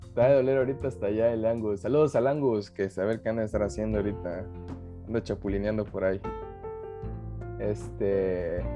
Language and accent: Spanish; Mexico; somos de tercer mundo, o sea, somos mexicanos